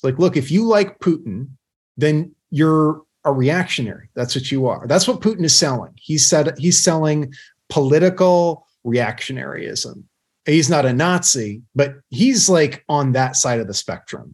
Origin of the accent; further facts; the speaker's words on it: United States; as a patriotic American